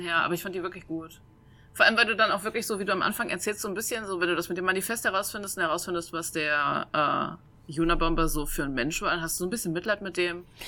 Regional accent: Saxony-Anhalt, Germany; moved away; also born or lived in Mainz; ich komme ursprünglich aus Sachsen-Anhalt, also so aus dem Harzvorland

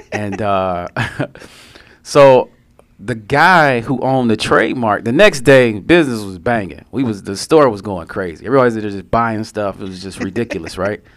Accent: Detroit, Michigan, United States; I'm from Detroit

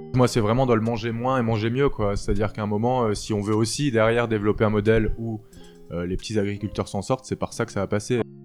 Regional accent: Alsace, Grand Est, France; moved away as an adult; also born or lived in Strasbourg / Rosheim / Roppenheim / Paris; J'ai grandi euh, d'abord dans le sud Alsace, euh, à côté d'Aubernay, dans un petit village qui s'appelle Rossheim. Mhm. Et j'ai ensuite euh, déménagé à Roppenheim, dans le nord de l'Alsace

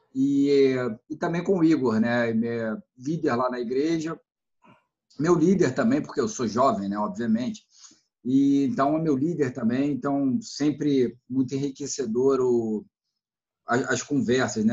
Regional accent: Brazil; como brasileiro de um modo geral

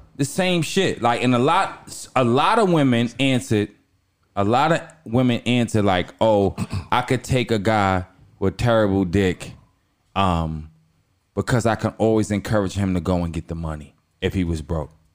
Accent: Long Island, New York, United States; I'm from Long Island.

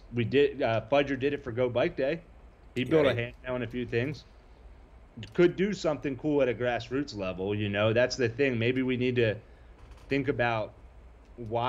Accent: East Coast, United States; now in California, United States; I'm from the East Coast

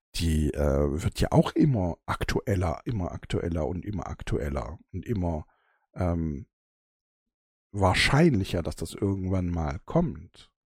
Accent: Germany; bei uns in Deutschland

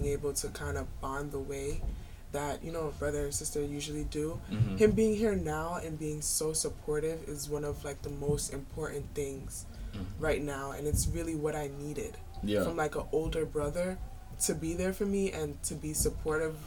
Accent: New York City, New York, United States; growing up in Brooklyn

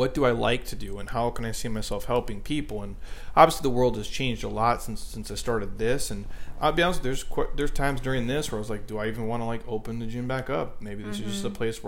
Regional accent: Midwest, United States; moved away; I grew up in the Midwest

